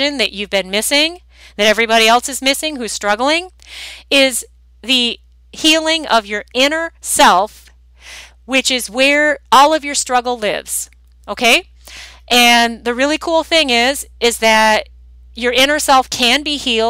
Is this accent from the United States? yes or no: yes; Michigan, United States; I'm actually from Michigan